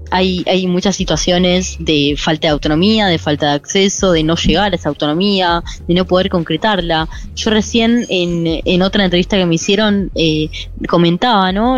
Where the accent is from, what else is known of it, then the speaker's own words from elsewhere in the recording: Moreno, Buenos Aires Province, Argentina; soy de Moreno, soy de Conurbano bonaerense